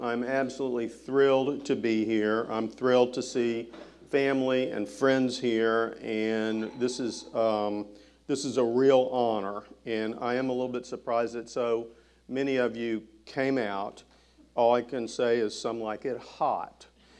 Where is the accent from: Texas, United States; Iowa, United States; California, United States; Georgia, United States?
Texas, United States; Houston; born or raised there